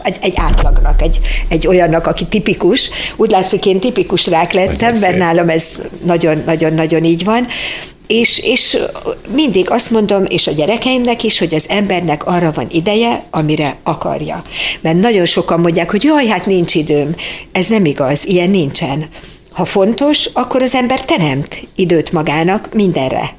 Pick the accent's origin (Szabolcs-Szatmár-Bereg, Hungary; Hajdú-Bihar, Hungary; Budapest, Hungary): Budapest, Hungary; born or raised there